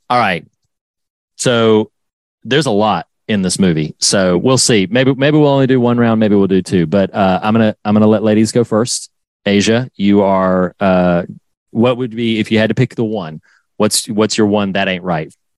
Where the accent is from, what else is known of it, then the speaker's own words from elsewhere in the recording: North Carolina, United States; I'm from North Carolina and uh Wilmington is an area that I knew well.